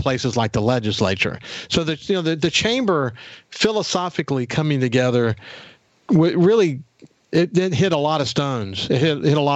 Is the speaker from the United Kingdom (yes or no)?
no; Gulfport, Mississippi, United States; now in Biloxi, United States; I grew up in Gulfport.